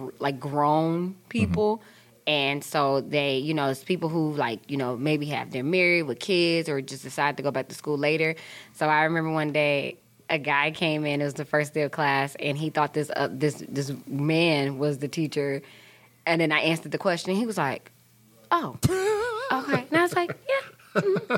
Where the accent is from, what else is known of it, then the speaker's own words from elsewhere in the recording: Milwaukee, Wisconsin, United States; I'm born and raised in Milwaukee, Wisconsin